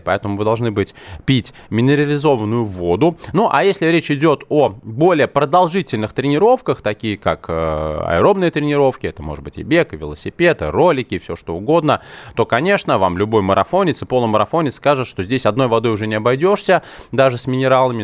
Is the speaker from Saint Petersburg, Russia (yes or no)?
no; Moscow, Russia; я родился в Москве, у меня такое советское российское образование